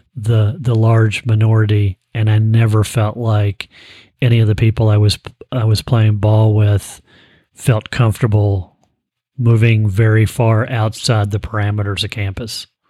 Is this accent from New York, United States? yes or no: no; Frankfort, Kentucky, United States; I grew up in Frankfort, Kentucky